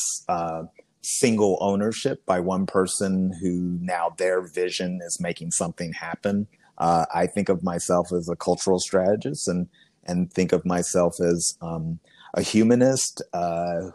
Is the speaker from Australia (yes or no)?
no; Kentucky, United States; moved away as an adult; also born or lived in Washington, District of Columbia, United States / Cleveland, Ohio; here back in my home state at Actors Theatre of Louisville.